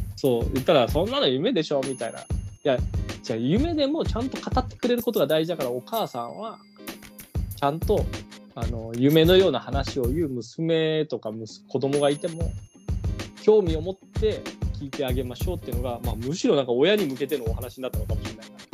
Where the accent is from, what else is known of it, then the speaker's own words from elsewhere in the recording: Ehime, Japan; now in Tokyo, Japan; 俺の出身の愛媛県